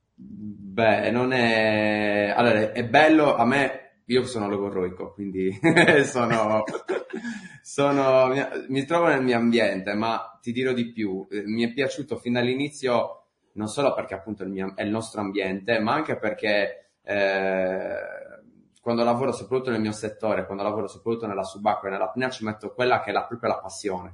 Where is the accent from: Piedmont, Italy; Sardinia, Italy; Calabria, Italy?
Sardinia, Italy; accent: Sardinian; sono sardo